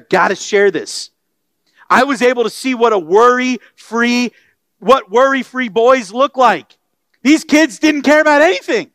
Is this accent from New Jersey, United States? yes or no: no; Florida, United States; now in Texas, United States; I grew up in Florida and then here in Texas